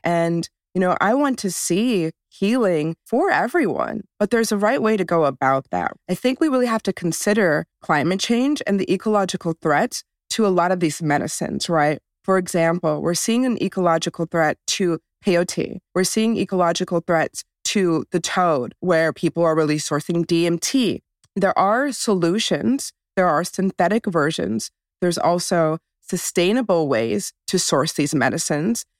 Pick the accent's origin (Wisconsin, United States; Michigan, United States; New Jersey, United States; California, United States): Wisconsin, United States; I come from the Menominee and Oneida nations. of Wisconsin